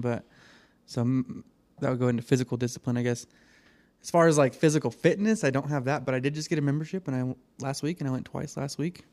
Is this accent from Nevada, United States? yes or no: yes; Reno, Nevada, United States; I was born in Reno here